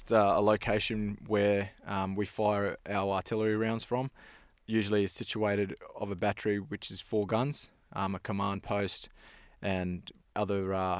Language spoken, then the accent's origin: English; Thursday Island, Queensland, Australia; I'm Torres Strait Island. I grew up on Thursday Island.